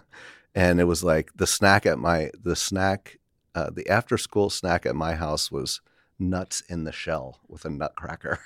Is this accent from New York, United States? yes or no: yes; Milton, New York, United States; upstate in the Hudson Valley.